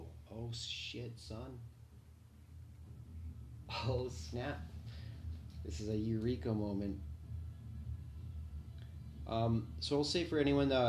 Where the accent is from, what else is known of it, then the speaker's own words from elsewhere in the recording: Canada; So I'm Canadian, right? Pretty unique Canadian, to be honest.